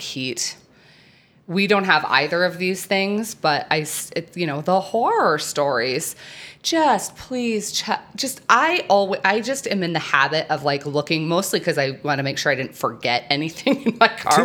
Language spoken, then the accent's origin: English; New Mexico, United States; I'm from New Mexico